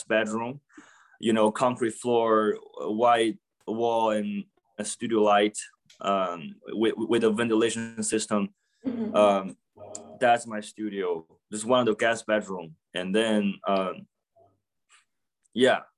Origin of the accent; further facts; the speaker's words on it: Beijing, China; English is a second language; moved away as an adult; now in Sugar Land, United States; I was in Beijing, at my hometown, for 24 years